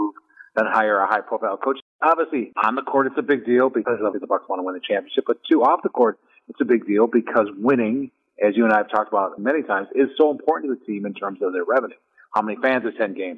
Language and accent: English; Brown Deer, Wisconsin, United States; I grew up in Brown Deer